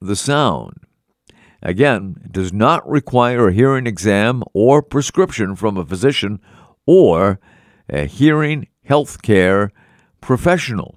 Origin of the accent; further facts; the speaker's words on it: Melrose, Massachusetts, United States; Melrose, Massachusetts, my hometown